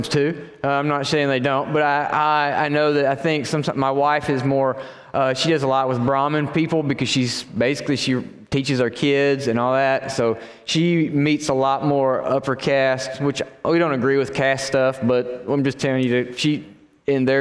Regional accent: Mississippi, United States; moved away as an adult; also born or lived in Nashville, Tennessee; I'm from Mississippi, and my wife is from Nashville

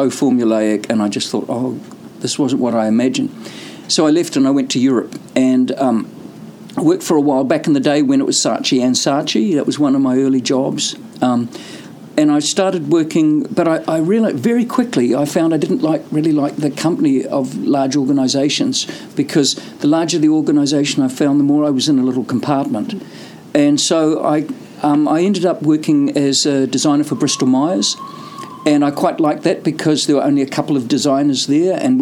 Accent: New Zealand; also born or lived in United Kingdom; I've always seen myself as a Kiwi in the world rather than a Kiwi in New Zealand

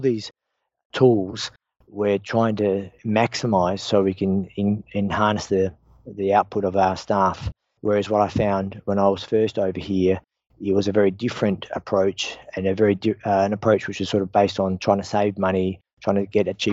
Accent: Australia; I'm an Australian and the founder and CEO of EMAPTA

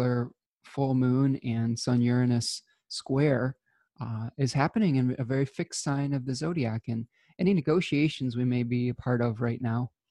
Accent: United States; my home country of America

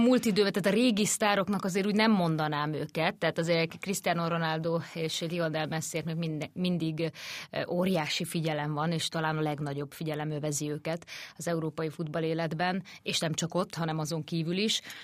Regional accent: Hungary; mi is ott lehettünk ugye magyarként újságírók

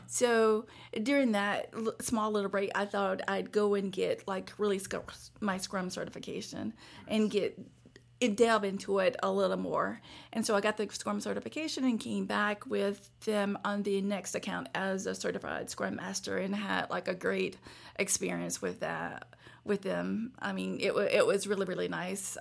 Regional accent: Bay Springs, Mississippi, United States; also born or lived in Hattiesburg, Mississippi; where I grew up in Bay Springs, Mississippi

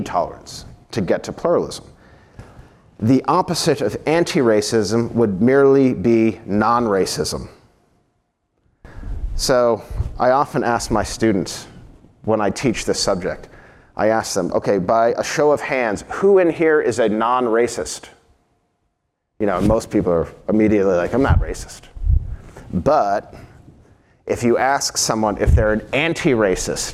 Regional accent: United States; as an American

